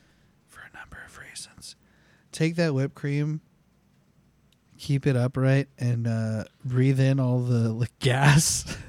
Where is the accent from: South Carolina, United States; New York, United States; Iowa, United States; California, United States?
California, United States; I'm from California.